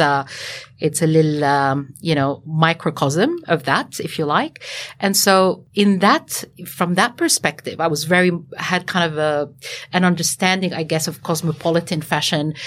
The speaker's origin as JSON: {"language": "English", "country": "Lebanon", "tie": "born or raised there", "also_born_or_lived": "Sydney, Australia", "moved": "yes", "lives_now": "Australia", "said": "the way I was brought up as well in Lebanon"}